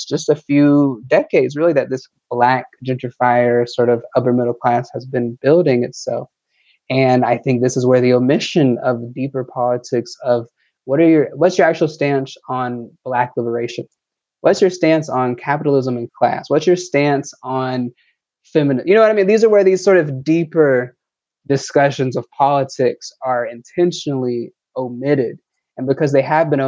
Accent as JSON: {"language": "English", "town": "Atlanta", "region": "Georgia", "country": "United States", "said": "I'm from Atlanta, you know, that's where it's what I know"}